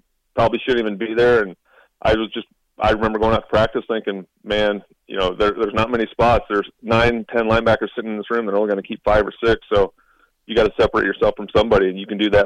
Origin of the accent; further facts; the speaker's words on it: Nebraska, United States; Growing up in Nebraska